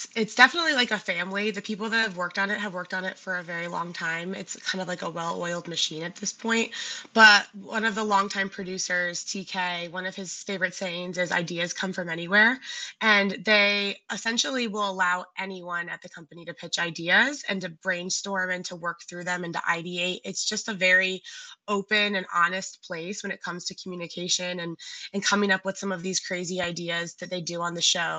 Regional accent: Cleveland, Ohio, United States; I grew up in Cleveland, Ohio

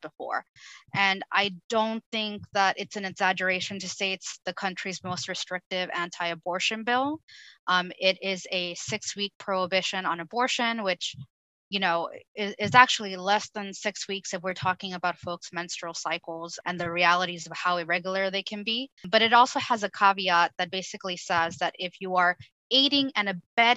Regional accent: Rio Grande Valley, Texas, United States; also born or lived in Mexico / Austin, Texas; I was born and raised in the Rio Grande Valley, which is a border community right next to Mexico, on the southmost part of Texas

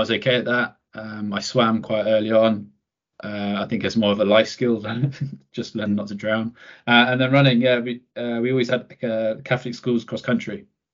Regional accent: Croydon, London, United Kingdom; I grew up in Thornton Heath.

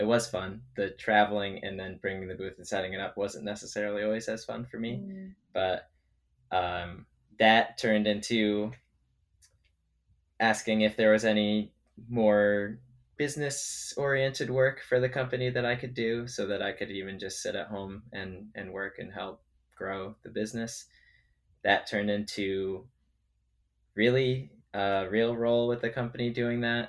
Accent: Connecticut, United States; moved away as an adult; also born or lived in Boston / California; I grew up in Connecticut

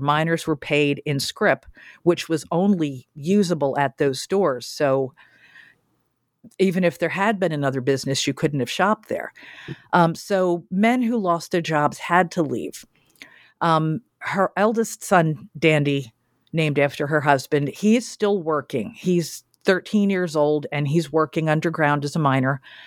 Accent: Philadelphia, Pennsylvania, United States; my hometown

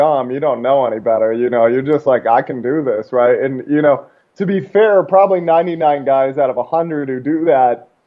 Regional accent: outside of Seattle, Washington, United States; also born or lived in Alaska; I grew up mostly outside of Seattle

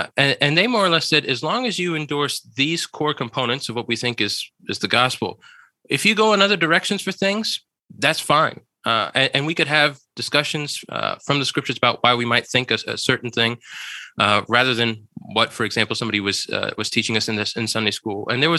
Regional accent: Charleston, South Carolina, United States; born there; And he ends up being stationed in Charleston, South Carolina, which is actually where I was born.

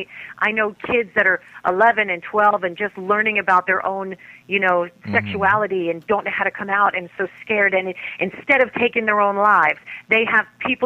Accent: New York City, New York, United States; also born or lived in New Jersey; since I was 17 years old in New Jersey, growing up in New York City with the kids and the gay kids

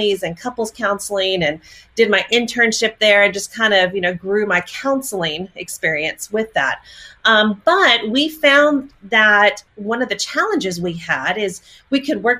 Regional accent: Texas, United States; moved away as an adult; now in Oklahoma, United States; born and raised in Texas. And yes, I know I live in Oklahoma

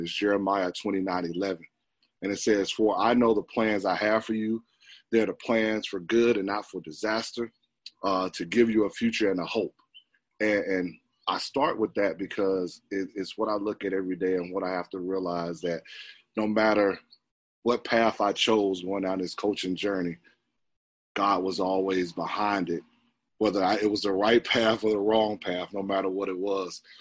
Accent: Atlanta, Georgia, United States; growing up in Atlanta, Georgia, uh, I was a pretty good basketball player

